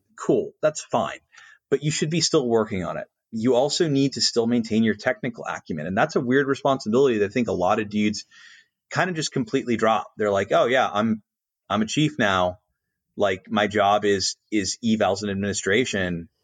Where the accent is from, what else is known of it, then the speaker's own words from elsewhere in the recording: Colorado Springs, Colorado, United States; moved away; Pete, as an example, is my hometown Air Force Base